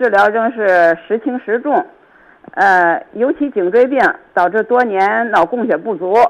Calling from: Jinan, Shandong, China; 呃，我我是济南的听众，

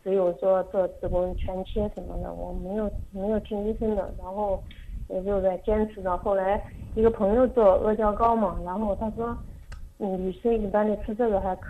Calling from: Gushi, Henan, China; 我这边是河南固始，固始县。

